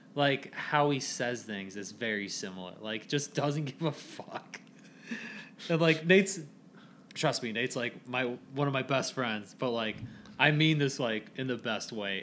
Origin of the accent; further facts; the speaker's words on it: Hebron, United States; I'm from Hebron